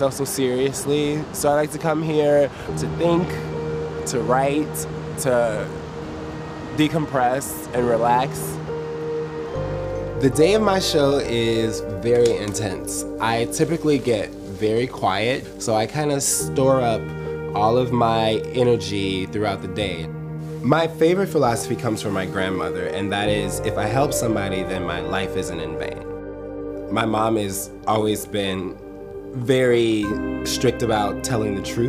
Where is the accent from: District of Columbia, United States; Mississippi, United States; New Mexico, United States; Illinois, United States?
Illinois, United States; Chicago; I'm from Chicago, Illinois